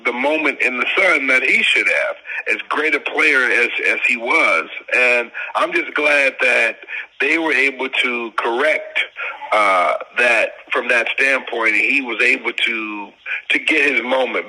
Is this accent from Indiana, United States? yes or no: no; Detroit, Michigan, United States; born or raised there; moved away as an adult; also born or lived in St. Louis / Pittsburgh